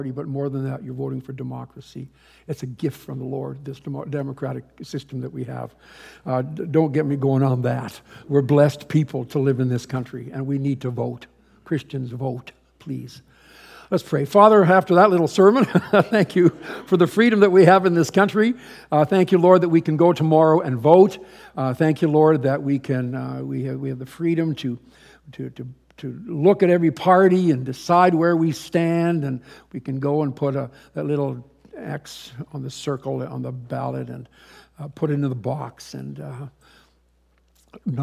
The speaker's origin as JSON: {"language": "English", "country": "Canada", "also_born_or_lived": "Florida / Kitchener / Hamilton", "said": "We're Canadians. We're not dual. We're just Canadians"}